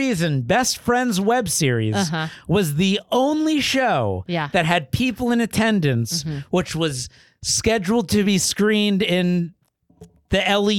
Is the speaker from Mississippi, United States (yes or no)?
no; Florida, United States; born or raised there; moved away